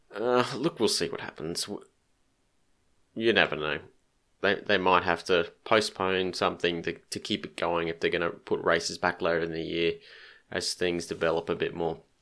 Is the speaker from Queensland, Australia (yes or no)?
yes; Queensland, Australia; being a Queenslander.